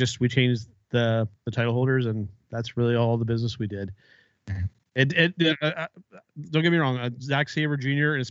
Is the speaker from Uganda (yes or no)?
no; Canada; I'm the Canadian.